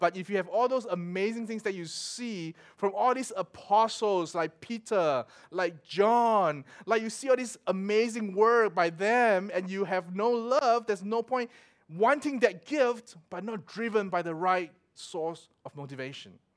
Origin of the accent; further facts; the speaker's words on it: Singapore; moved away; also born or lived in Melbourne; growing up in Singapore